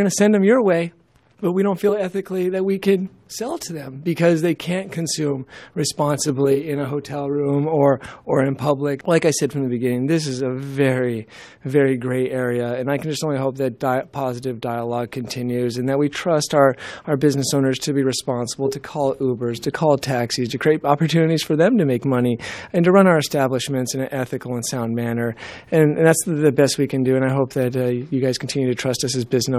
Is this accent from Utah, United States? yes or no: no; Fairbanks, Alaska, United States; I'm from Fairbanks